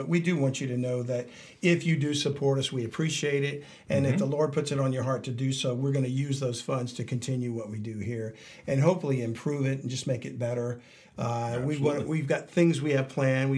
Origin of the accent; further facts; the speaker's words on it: South Louisiana, United States; we're down from South Louisiana